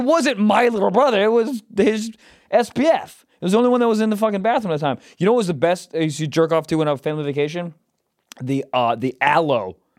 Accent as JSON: {"language": "English", "town": "Chicago", "region": "Illinois", "country": "United States", "tie": "born or raised there", "said": "from my hometown? Then I'm like, whoa, Chicago?"}